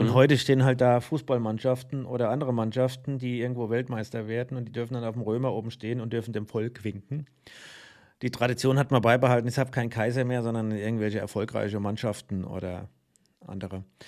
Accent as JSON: {"language": "German", "town": "Mainz", "region": "Rhineland-Palatinate", "country": "Germany", "said": "Ich bin Mainzer"}